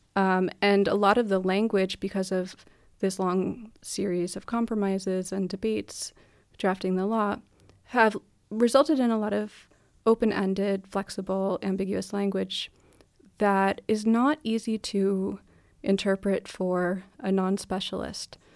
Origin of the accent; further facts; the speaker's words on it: United States; now in Denmark; I'm American, here I am in Denmark